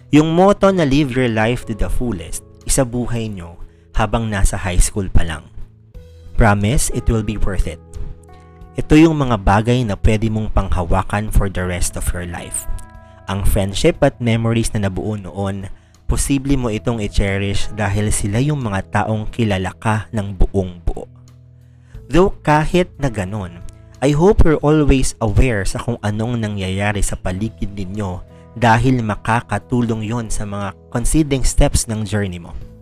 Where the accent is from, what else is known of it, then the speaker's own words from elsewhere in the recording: Central Luzon, Philippines; I'm from Bulacan